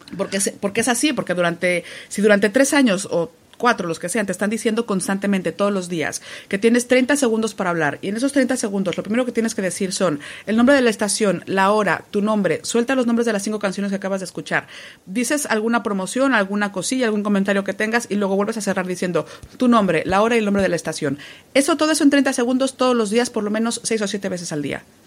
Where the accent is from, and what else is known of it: Mexico; moved away as an adult; now in Spain